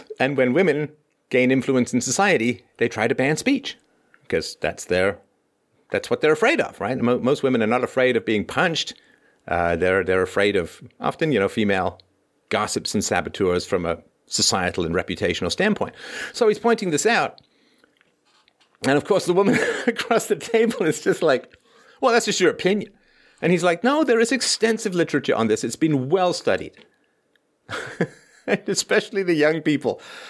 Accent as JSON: {"language": "English", "town": "Toronto", "region": "Ontario", "country": "Canada", "tie": "born or raised there", "said": "there was this guy in my building when I was growing up in Toronto."}